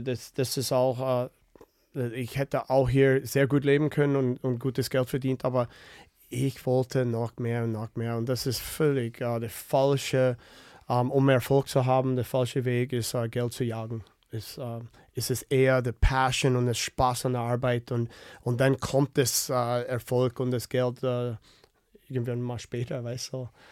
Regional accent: Winnipeg, Manitoba, Canada; German is a second language; moved away; ich komme aus Winnipeg

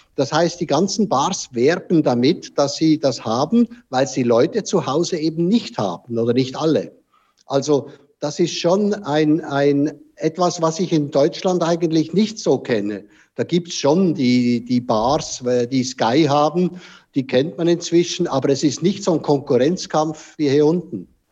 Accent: Switzerland; bei uns in der Schweiz

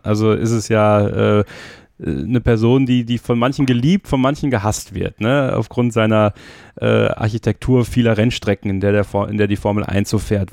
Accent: High Fens, Wallonia, Belgium; ich komme gebürtig aus, äh, aus Belgien, aus dem Hohen Fenn

